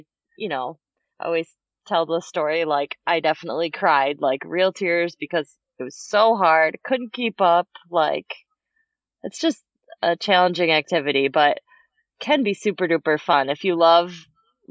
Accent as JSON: {"language": "English", "town": "Madison", "region": "Wisconsin", "country": "United States", "tie": "born or raised there", "said": "I grew up in Madison, Wisconsin here"}